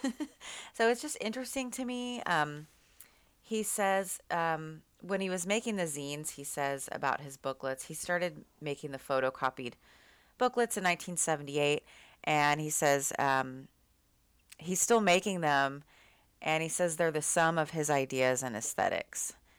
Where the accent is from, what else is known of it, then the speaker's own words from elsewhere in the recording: Austin, Texas, United States; now in Seattle, United States; I grew up going to house parties 'cause I'm from Austin